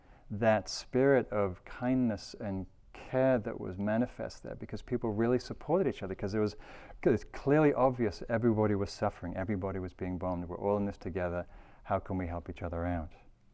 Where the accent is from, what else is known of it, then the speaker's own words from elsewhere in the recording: United Kingdom; There's all these great stories from where I come from Britain, during the Second World War